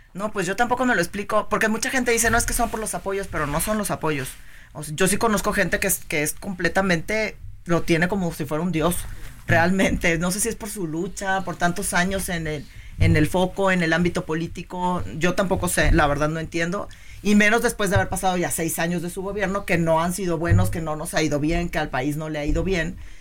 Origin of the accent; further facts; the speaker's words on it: Tampico, Tamaulipas, Mexico; yo soy de Tampico